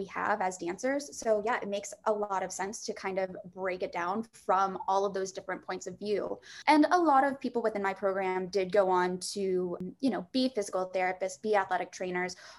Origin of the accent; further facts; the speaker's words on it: Staunton, Virginia, United States; moved away as an adult; also born or lived in New York; From 5 to 18, yeah, I grew up dancing in Central Virginia in just a little town called Stanton outside of Charlottesville